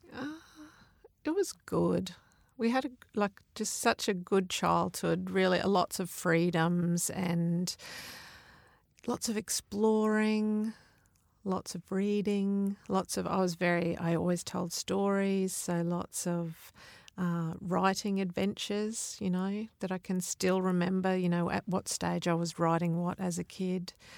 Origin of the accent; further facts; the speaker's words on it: Mount Isa, Queensland, Australia; I grew up in Mount Isa, out in the desert